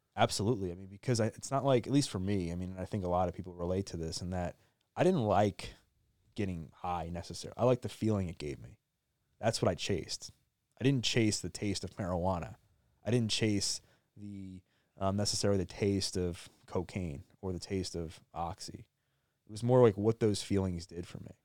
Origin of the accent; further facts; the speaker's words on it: Maryland, United States; I grew up in Maryland, born and raised, still live there now